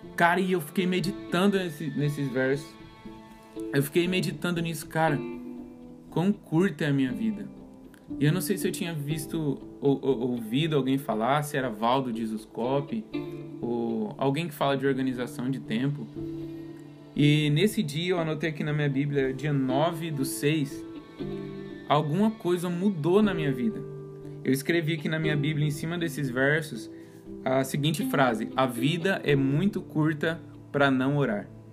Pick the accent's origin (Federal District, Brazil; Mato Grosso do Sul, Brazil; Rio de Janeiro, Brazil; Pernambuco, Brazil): Mato Grosso do Sul, Brazil; Campo Grande; now in São Paulo, Brazil; eu sou de Campo Grande, Mato Grosso do Sul. E lá em Campo Grande, eu morava do lado de uma mata